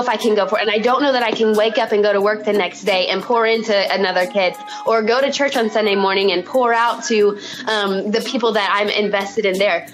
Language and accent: English; Morrilton, Arkansas, United States; moved away as an adult; also born or lived in Tulsa, Oklahoma; I was born and raised in a super tiny town um, called Morrilton in Arkansas. You'll definitely hear it in my accent.